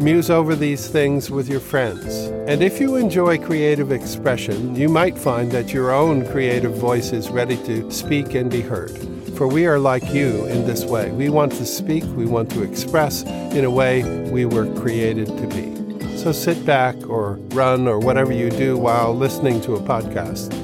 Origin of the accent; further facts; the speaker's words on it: East Coast, United States; also born or lived in Manhattan, New York; grew up on the East Coast